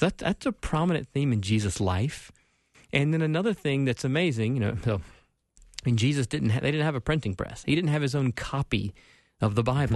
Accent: Spartanburg, South Carolina, United States; accent: South Carolina; moved away as an adult; now in Minnesota, United States; I was born and raised Southern Baptist in Spartanburg, South Carolina

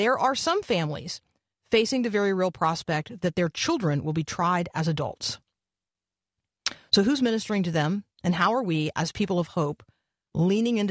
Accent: Tampa, Florida, United States; I grew up in Tampa

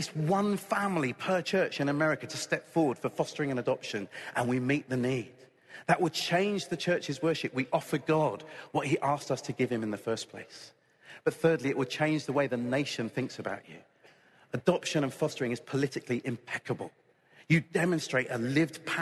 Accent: United Kingdom; I'm British

